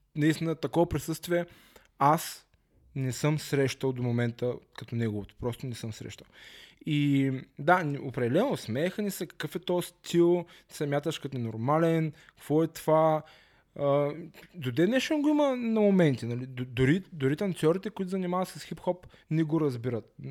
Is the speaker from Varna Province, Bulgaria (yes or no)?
yes; Varna, Varna Province, Bulgaria; аз съм си от Варна